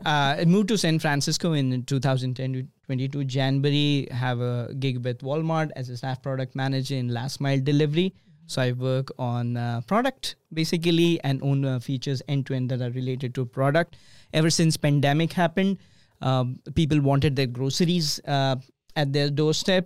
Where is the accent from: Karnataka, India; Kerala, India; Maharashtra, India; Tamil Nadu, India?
Maharashtra, India; Mumbai; moved away as an adult; also born or lived in Omaha, Nebraska; now in Bay Area, California, United States; Born and raised in India, obviously, in a city which has more than twenty million people faster than New York. It's called Mumbai